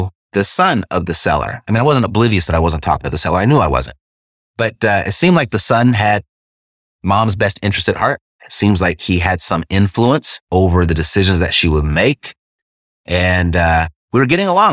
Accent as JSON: {"language": "English", "town": "Los Angeles", "region": "California", "country": "United States", "tie": "born or raised there", "said": "I was born and raised in Los Angeles"}